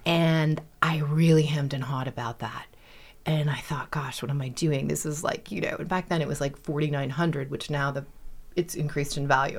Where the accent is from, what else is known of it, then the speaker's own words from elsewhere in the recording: Westport, Connecticut, United States; also born or lived in Bronx, New York; We were living in New York at the time, and he went to run a race in Westport, Connecticut. My mom thought great place to raise the kids, and we moved from the Bronx to Westport, Connecticut